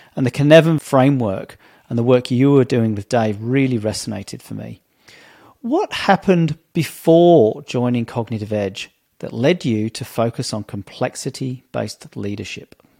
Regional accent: England, United Kingdom; as a young kid growing up in Britain in the 70s and 80s

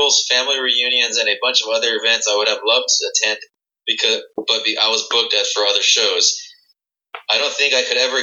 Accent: San Antonio, Texas, United States; I'm from San Antonio

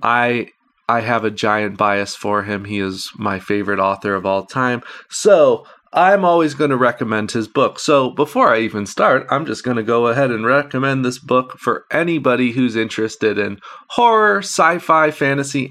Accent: Chicago, Illinois, United States; I'm from the Chicagoland area

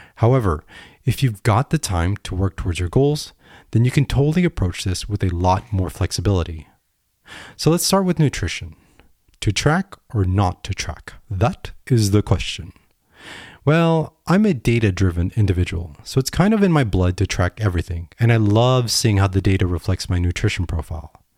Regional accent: United States; I am an American

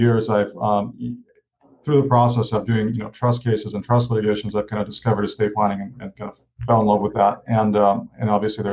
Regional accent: Ukraine; moved away; I grew up in Ukraine and, I was raised by a single mom.

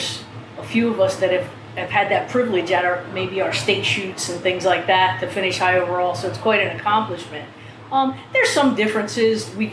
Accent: southern New Jersey, United States; New Jersey, southern New Jersey

